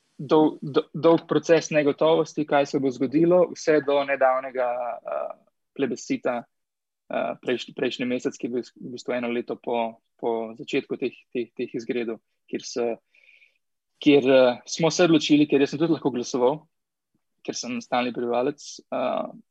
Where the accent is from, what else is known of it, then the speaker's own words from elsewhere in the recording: Slovenia; moved away as an adult; now in Chile; sem enkrat šel iz Slovenije